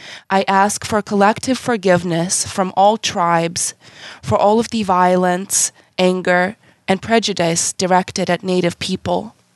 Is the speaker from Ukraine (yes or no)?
yes; Ukraine; now in United States; I came from Ukraine. I've only been here about 18 years.